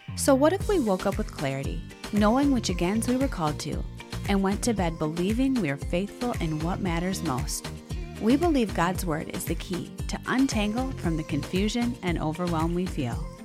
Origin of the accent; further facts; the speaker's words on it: Wisconsin, United States; I grew up in Wisconsin